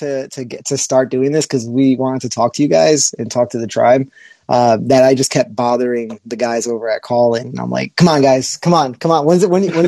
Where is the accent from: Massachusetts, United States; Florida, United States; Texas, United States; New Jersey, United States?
New Jersey, United States; we're from Jersey